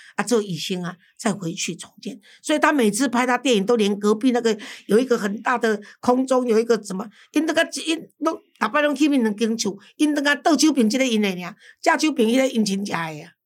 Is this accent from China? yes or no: no; Taiwan; 我们台湾人看不见台湾